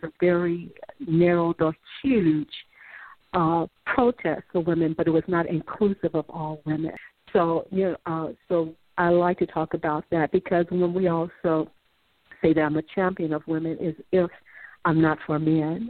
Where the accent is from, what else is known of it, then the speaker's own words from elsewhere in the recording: Chicago, Illinois, United States; I'm from Chicago, the South Side